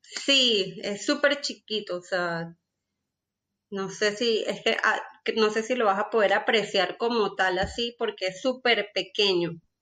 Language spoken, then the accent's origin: Spanish; Venezuela; moved away as an adult; now in Colombia; yo soy venezolana y pues, como la historia de muchos de nosotros venezolanos, emigré a Colombia